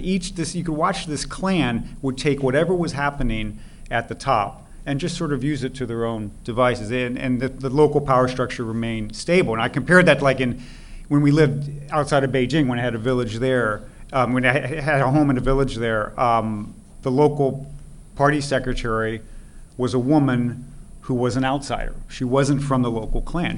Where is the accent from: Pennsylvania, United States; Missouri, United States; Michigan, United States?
Missouri, United States; moved away as an adult; also born or lived in Sweden / Chengdu, China; I grew up in Missouri